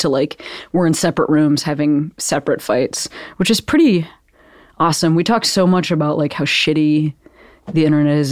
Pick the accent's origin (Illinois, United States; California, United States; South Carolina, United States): Illinois, United States; Western Springs; I'm from Western Springs, which is a little bit further east.